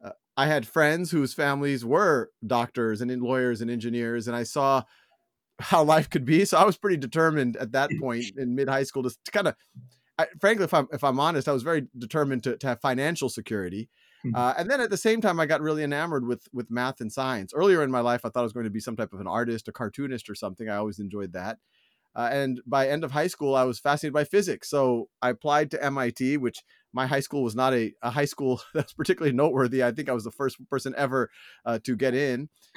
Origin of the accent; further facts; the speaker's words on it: Metairie, Louisiana, United States; born there; I was born in 1976 in Metairie, Louisiana, which is right outside of New Orleans. It's actually between the airport and the downtown area.